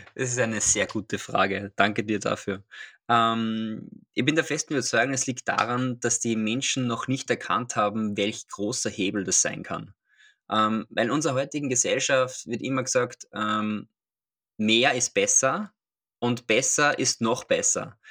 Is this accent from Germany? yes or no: no; Austria; now in Vienna, Austria; Ich komme aus Österreich. Man hört es vielleicht. Ähm, ursprünglich komme ich aus einer kleinen Stadt namens Sterik. Und jetzt bin ich in Wien.